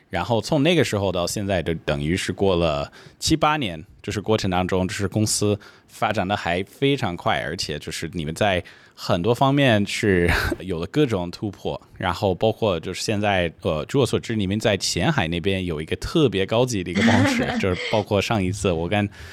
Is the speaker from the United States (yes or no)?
yes; California, United States; Chinese is a second language; now in China; 我老家是在美国加利福尼亚